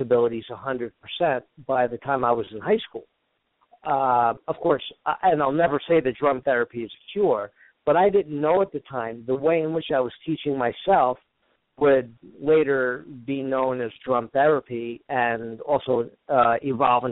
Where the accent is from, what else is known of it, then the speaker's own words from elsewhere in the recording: Woodbridge Township, New Jersey, United States; New Jersey, where I grew up in Woodbridge Township. That's originally where I grew up